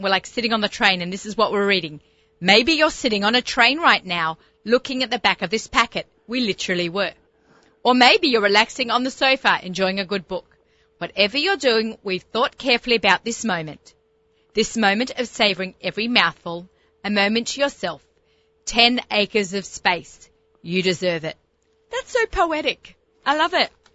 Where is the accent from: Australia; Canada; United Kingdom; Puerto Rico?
Australia; moved away; growing up in Australia